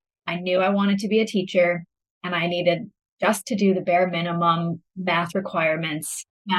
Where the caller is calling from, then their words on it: Kelowna, British Columbia, Canada; Yeah, I'm coming from Kelowna, British Columbia, and it is a little bit earlier out here.